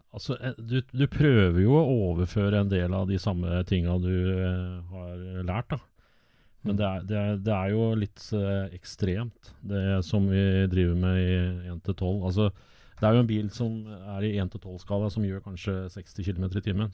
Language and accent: Norwegian; Åsgårdstrand, Vestfold, Norway; Jeg vokste opp i Åsgårdstrand